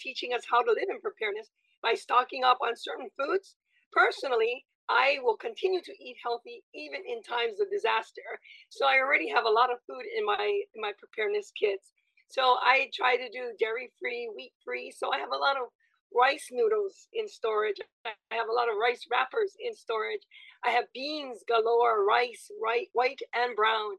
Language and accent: English; west side of Oahu, Hawaii, United States; also born or lived in Hong Kong; I'm a West Side chick. I was born and raised in Maui on the west side of Oahu